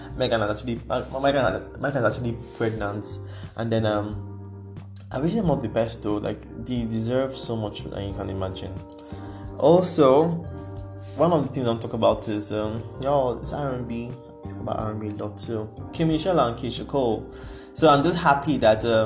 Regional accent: Nigeria; we are Nigerian

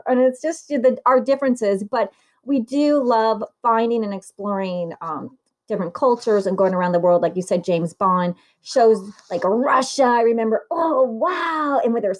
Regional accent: Southern Italy, Italy; moved away; I was born in Italy, but they have the people from the north and the people from the south. And I, too, like you, am a southerner in Italy.

